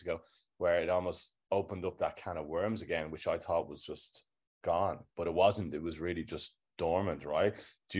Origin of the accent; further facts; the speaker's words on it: Ireland; now in Australia; I'm Irish